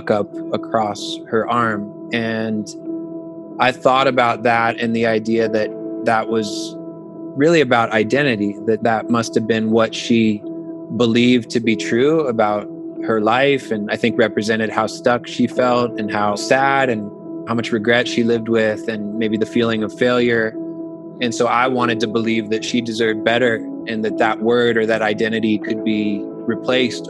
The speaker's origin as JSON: {"language": "English", "town": "Melbourne Beach", "region": "Florida", "country": "United States", "tie": "born or raised there", "also_born_or_lived": "New York City / Los Angeles", "said": "I grew up in Melbourne Beach, Florida, which is in central Florida on the East Coast, and I actually still live here today."}